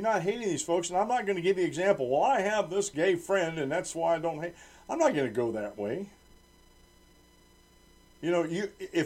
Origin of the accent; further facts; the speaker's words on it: United States; I'm a native-born American. I'm an American. I was born in America